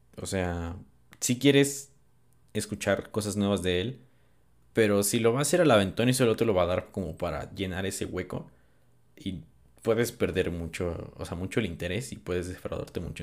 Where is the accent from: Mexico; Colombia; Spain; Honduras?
Mexico; soy de México